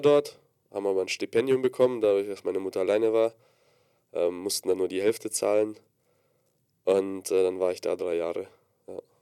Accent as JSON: {"language": "German", "town": "Gdańsk", "region": "Pomeranian Voivodeship", "country": "Poland", "tie": "born or raised there", "moved": "yes", "said": "Ich bin geboren, ja, ich komme jetzt nicht aus der Fabrik, äh, in Danzig in Polen"}